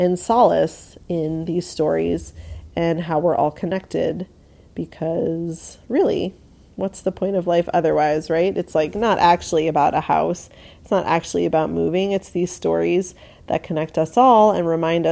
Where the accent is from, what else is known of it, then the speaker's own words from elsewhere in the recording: New York, United States; I grew up in New York